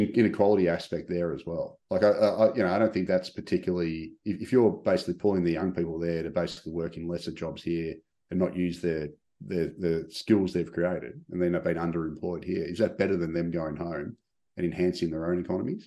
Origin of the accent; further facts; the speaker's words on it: Melbourne, Victoria, Australia; when I grew up in Melbourne, you know, I grew up in a, I just went to a regular, you know, state school